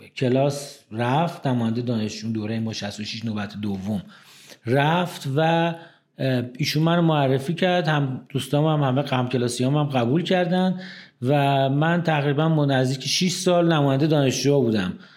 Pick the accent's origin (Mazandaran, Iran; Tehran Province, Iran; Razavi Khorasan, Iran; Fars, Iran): Tehran Province, Iran; Tehran; also born or lived in Ahvaz, Khuzestan; من متولد نهم خرداد 1348 هستم در تهران توی قلحک بیمارستان کیام متولد شدم